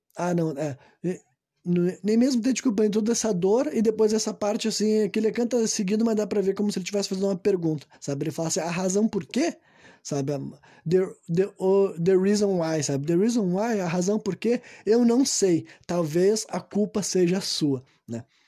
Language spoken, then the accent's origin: Portuguese; Brazil; Nós somos brasileiros